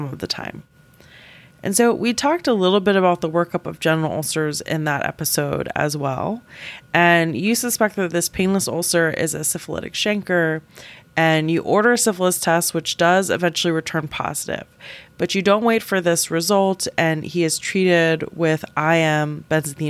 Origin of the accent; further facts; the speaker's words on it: the South, United States; now in Boston, United States; I'm from the South